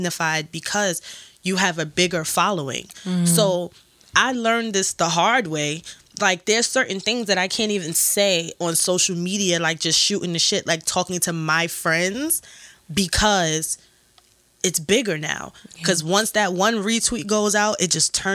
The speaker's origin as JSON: {"language": "English", "town": "New York City", "region": "New York", "country": "United States", "said": "I'm still from Brooklyn."}